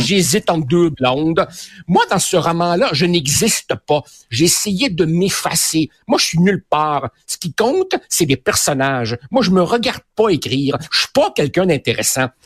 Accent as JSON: {"language": "French", "region": "Quebec", "country": "Canada", "tie": "born or raised there", "also_born_or_lived": "Uruguay", "said": "quand je suis arrivé ici, j'avais 9 euh, ans. Euh, je te dirais que ma personnalité d'ado, puis d'ado, puis de jeune adulte, elle s'est, elle s'est construite euh, au Québec."}